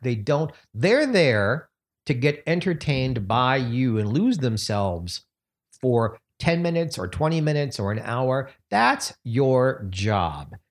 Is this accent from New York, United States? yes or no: yes; New York City, New York, United States; moved away; I'm so thrilled to be in my hometown